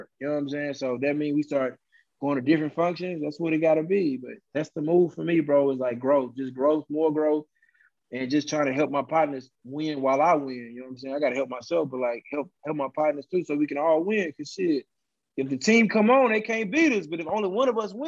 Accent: Beaumont, Texas, United States; I'm from Beaumont

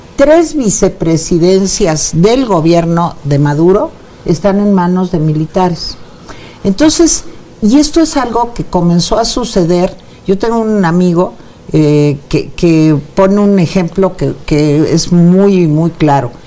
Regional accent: Venezuela

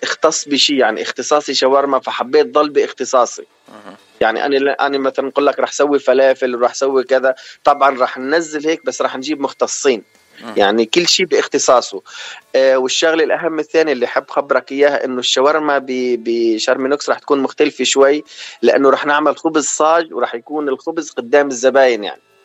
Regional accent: Sweida Governorate, As-Suwayda Governorate, Syria; moved away as an adult; also born or lived in Oman / Venezuela; now in Los Angeles, United States; انا من سوريا محافظه السويدة

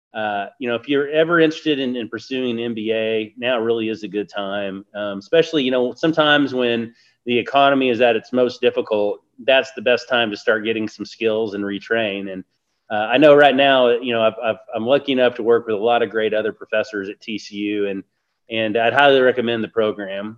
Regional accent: Barbados; I was born in Barbados.

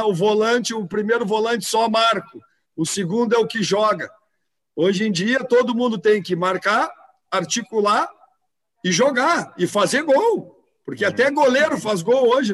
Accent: Rio Grande do Sul, Brazil

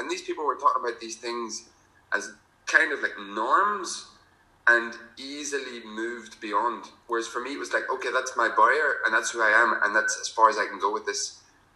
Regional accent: County Armagh, Northern Ireland, United Kingdom; also born or lived in south of France; now in France; I'm originally from Mahari, County Armagh. Currently living in the south of France

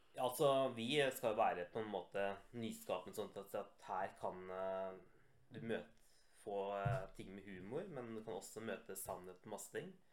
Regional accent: Rjukan, Vestfold og Telemark, Norway; moved away; also born or lived in Cyprus

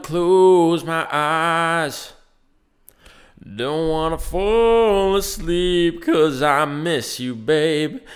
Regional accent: Laurel Highlands, Pennsylvania, United States; it is my hometown and where I've always grown up.

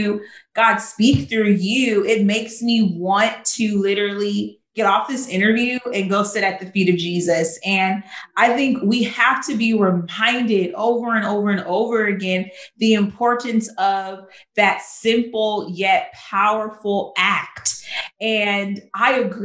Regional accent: California, United States; moved away as an adult; now in Chicago, United States; I'm from California. I moved to Chicago.

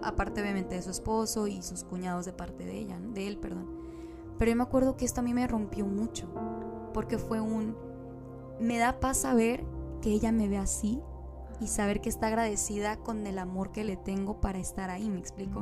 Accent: Mexico; somos una ensalada mexicana. Mi mamá es del estado de Sonora

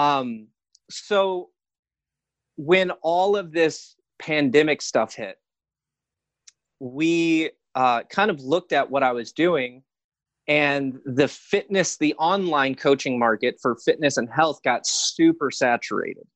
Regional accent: Hesperia, California, United States; also born or lived in Glendale, California; I actually grew up uh, two hours north in Hesperia, Victorville, Apple Valley area.

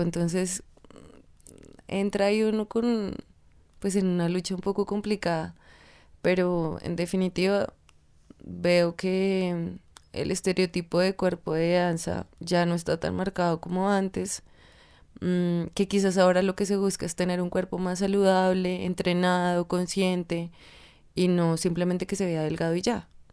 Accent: Tunja, Boyacá, Colombia; moved away; Y en Tunja, que es de donde yo soy, había una academia muy pequeña de ballet

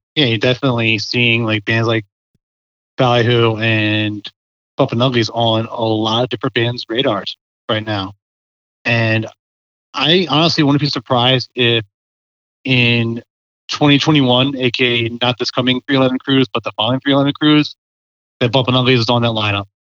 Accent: Parkville, Maryland, United States; also born or lived in Harford County, Maryland / Howard County, Maryland; I grew up in Baltimore County in Parkville area.

